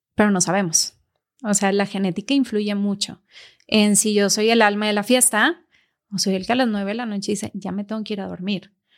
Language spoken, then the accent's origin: Spanish; Mexico; casi todos los mexicanos traemos del País Vasco porque de ahí venían